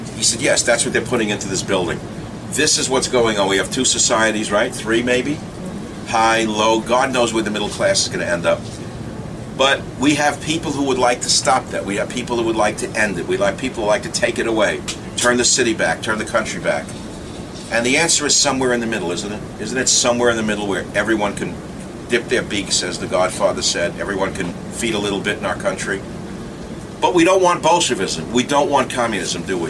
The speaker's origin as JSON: {"language": "English", "town": "New York City", "region": "New York", "country": "United States", "said": "We're both from Queens"}